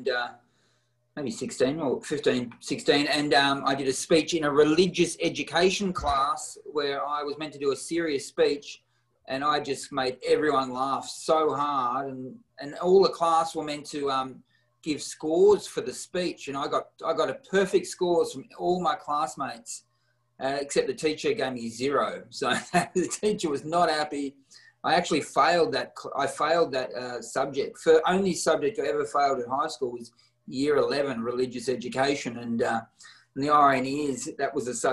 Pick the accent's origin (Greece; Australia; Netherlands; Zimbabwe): Australia; Warrnambool, Victoria; now in Melbourne, Australia; I grew up in Warrnambool, which is a town past Geelong